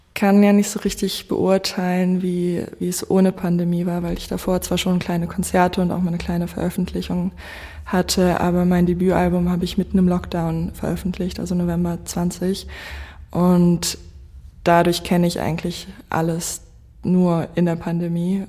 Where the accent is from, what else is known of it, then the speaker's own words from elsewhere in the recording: Goslar, Lower Saxony, Germany; also born or lived in Göttingen; ich bin eigentlich in Göttingen äh, geboren und dann mit sechs nach Goslar gezogen. Ich bin sehr dankbar, dass ich in Goslar aufgewachsen bin